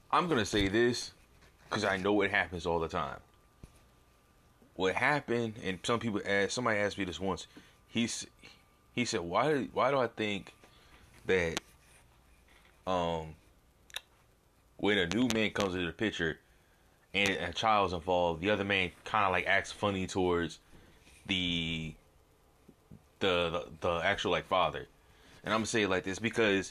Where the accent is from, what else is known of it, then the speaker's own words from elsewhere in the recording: Arizona, United States; I'm from Arizona